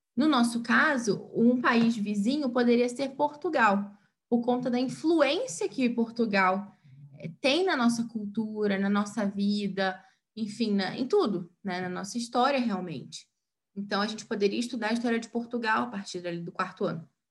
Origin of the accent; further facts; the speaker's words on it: Brazil; nós brasileiros